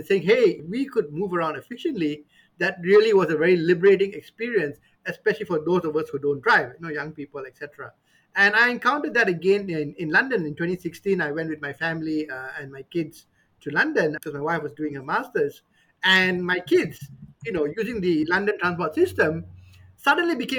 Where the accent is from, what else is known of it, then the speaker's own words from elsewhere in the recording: Petaling Jaya, Selangor, Malaysia; I grew up in Kuala Lumpur, in PJ